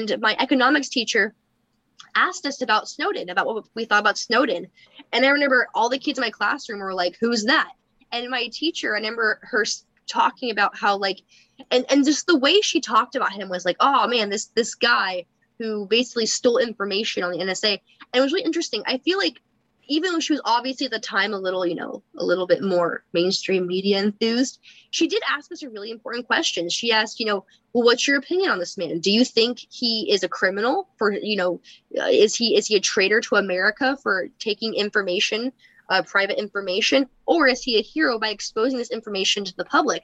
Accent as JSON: {"language": "English", "town": "Berkeley", "region": "California", "country": "United States", "tie": "born or raised there", "said": "I was born and raised in Berkeley, California"}